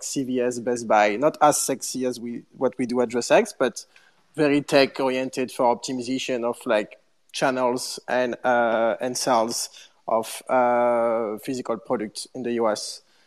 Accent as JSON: {"language": "English", "town": "Paris", "region": "Île-de-France", "country": "France", "also_born_or_lived": "London", "moved": "as an adult", "said": "I'm from Paris, but uh, I just moved"}